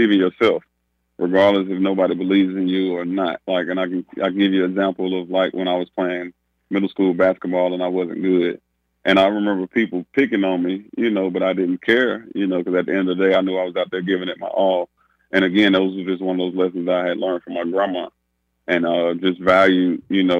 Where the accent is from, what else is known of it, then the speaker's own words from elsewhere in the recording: Winston-Salem, North Carolina, United States; moved away; Winston-Salem, which is my hometown